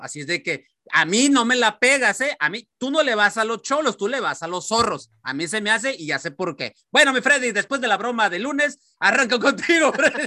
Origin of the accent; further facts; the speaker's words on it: Mexicali, Baja California, Mexico; mi ciudad natal, Mexicali